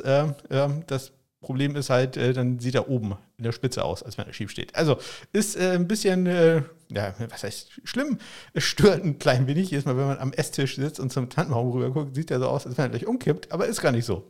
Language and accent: German; Probstei, Schleswig-Holstein, Germany; meine alte Heimat, die Propstei. Das ist so ein Landstrich hier in Schleswig-Holstein.